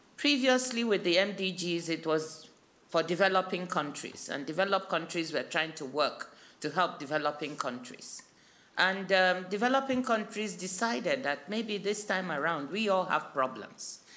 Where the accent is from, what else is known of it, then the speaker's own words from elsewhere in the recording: Nigeria; my home country, Nigeria